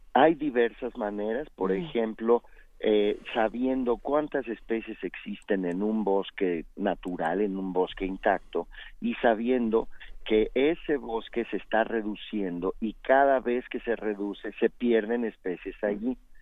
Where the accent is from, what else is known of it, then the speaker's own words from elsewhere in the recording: Mexico; Así somos los mexicanos.